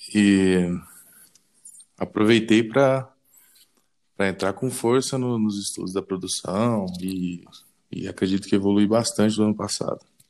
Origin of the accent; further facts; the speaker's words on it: Paraíso do Tocantins, Tocantins, Brazil; Sou natural do Tocantins, Paraíso do Tocantins